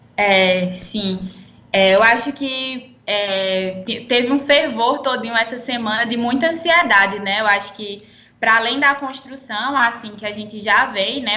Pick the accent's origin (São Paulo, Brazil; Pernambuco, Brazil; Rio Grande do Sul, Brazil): Pernambuco, Brazil; moved away as an adult; now in Campina Grande, Brazil; eu não sou paraibana, sou pernambucana, é, vim morar aqui na, em Campina Grande para cursar arquitetura e urbanismo na UFCG